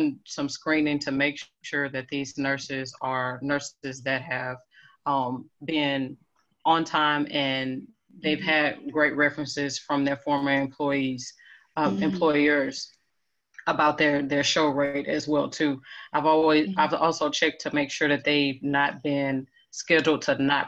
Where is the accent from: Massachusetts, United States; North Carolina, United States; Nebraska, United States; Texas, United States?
Texas, United States; Houston; now in Dallas, United States; I'm from Houston, Texas